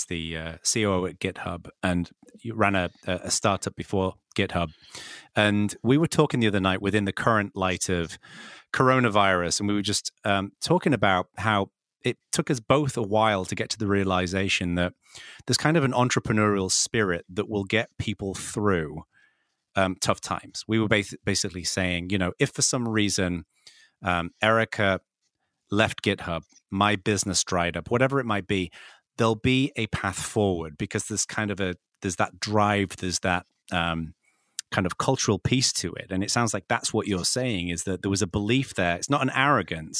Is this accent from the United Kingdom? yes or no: yes; England, United Kingdom; now in California, United States; when I grew up in England